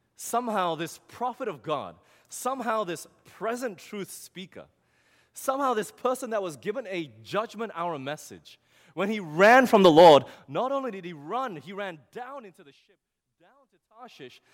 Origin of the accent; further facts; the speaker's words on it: Australia; moved away; I'm from Australia